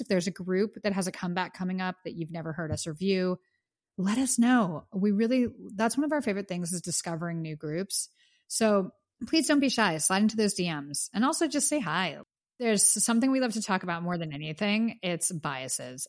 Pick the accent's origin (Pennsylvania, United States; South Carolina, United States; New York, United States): Pennsylvania, United States; Pittsburgh; now in Los Angeles, United States; I am from Pittsburgh